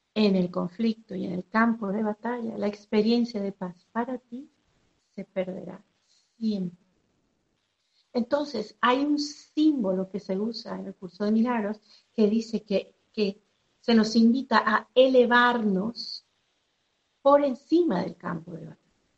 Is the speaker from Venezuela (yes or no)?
yes; Venezuela; soy de Venezuela